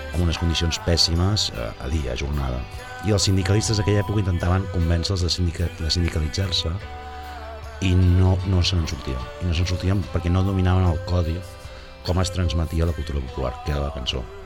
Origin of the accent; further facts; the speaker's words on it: Sabadell, Catalonia, Spain; moved away as an adult; now in Barcelona, Spain; com a sabadellenc de, de condició que és sempre, malgrat hagi marxat a la ciutat fa uns anys